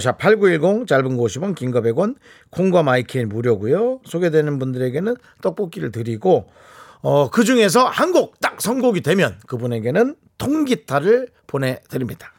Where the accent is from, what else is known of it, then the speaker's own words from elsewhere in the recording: Gangwon, South Korea; accent: Gangwon dialect; 저한테는 다 강원도 사투리 물어보면